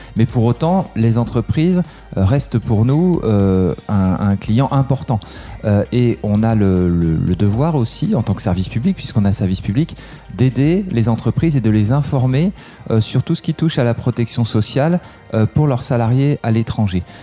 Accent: Aix-en-Provence, Provence-Alpes-Côte d'Azur, France; moved away as an adult; also born or lived in Bath; now in Paris, France; J'ai grandi à Aix-en-Provence et puis après je suis euh, allé faire mes études à Paris

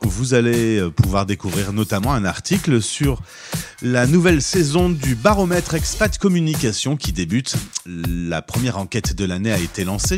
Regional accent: Lille, Hauts-de-France, France; je suis de Lille

